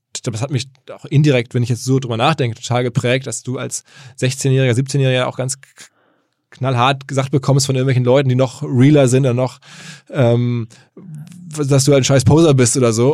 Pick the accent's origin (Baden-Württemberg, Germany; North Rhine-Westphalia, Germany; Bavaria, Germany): North Rhine-Westphalia, Germany; Essen; ich komme aus Essen